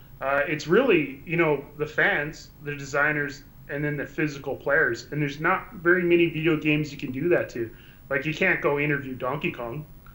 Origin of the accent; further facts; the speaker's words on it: Hay River, Northwest Territories, Canada; fly him to my hometown at Hay River.